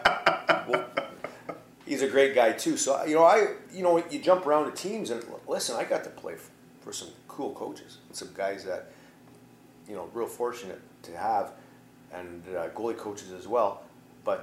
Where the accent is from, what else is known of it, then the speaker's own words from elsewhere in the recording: Edmonton, Alberta, Canada; I grew up in Edmonton watching him